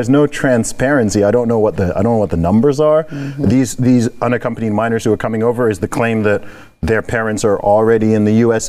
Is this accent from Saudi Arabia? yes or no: yes; Saudi Arabia; I grew up in Saudi Arabia.